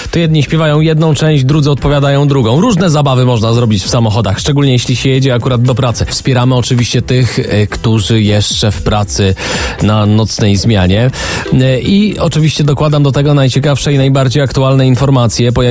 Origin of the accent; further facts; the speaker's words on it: Tomaszów Mazowiecki, Łódź Voivodeship, Poland; ja jestem z Tomaszowa mhm. Mazowieckiego